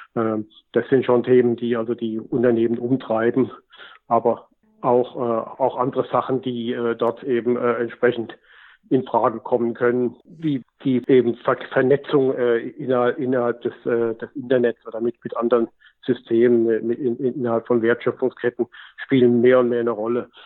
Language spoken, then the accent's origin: German; Germany; als Deutsche